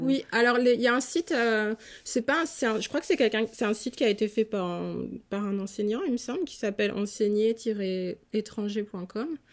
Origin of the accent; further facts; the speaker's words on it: Strasbourg, Grand Est, France; moved away as an adult; now in Philadelphia, United States; je suis originaire de Strasbourg en Alsace